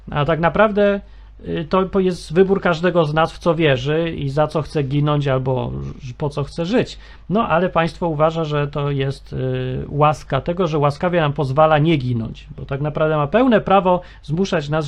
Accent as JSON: {"language": "Polish", "town": "Kraków", "region": "Lesser Poland", "country": "Poland", "tie": "born or raised there", "said": "urodziłem się w Krakowie"}